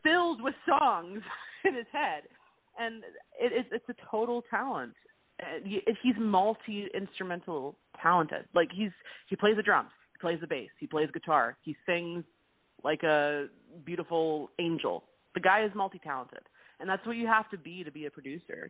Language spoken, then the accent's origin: English; Vancouver, British Columbia, Canada; It's my home. It's my hometown, and there's always going to be a special place for Vancouver.